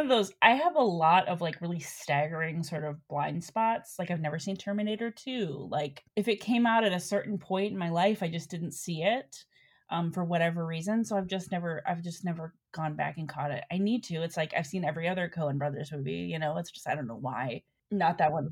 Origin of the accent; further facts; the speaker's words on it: Cleveland, Ohio, United States; moved away as an adult; also born or lived in New York / Chicago; now in Los Angeles, United States; I grew up in Cleveland